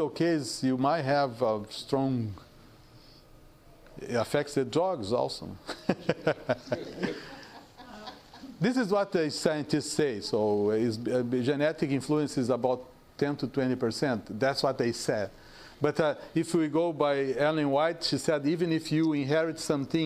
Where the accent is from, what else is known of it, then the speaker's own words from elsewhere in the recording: South Region, Brazil; moved away; I am from South.